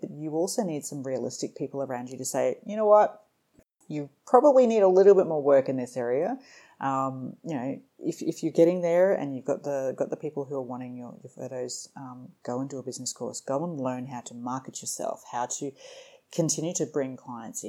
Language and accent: English; Middlemount, Queensland, Australia; also born or lived in Bundaberg / Rockhampton; I grew up in a mining town called Middlemount